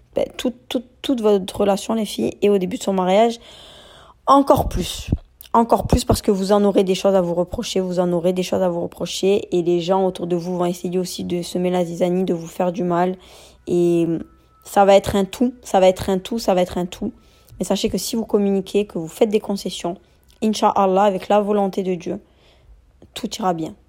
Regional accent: France; also born or lived in Marseille; On est des Français de confession musulmane

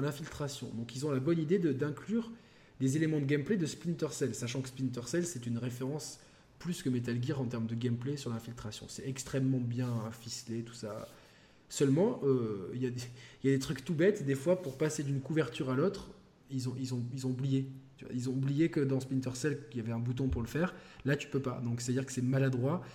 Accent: France; en tant que Français

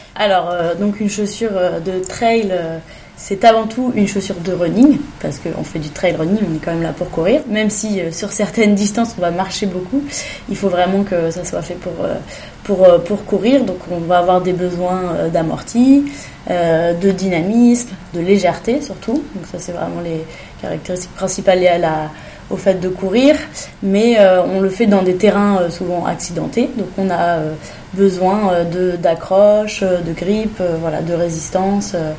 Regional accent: Fontainebleau, Île-de-France, France; also born or lived in Italy; Je viens du, de Fontainebleau, dans le sud de Paris

